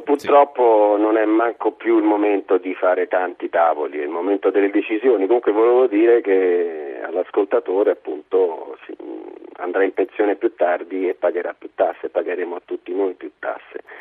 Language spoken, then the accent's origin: Italian; Italy; da italiano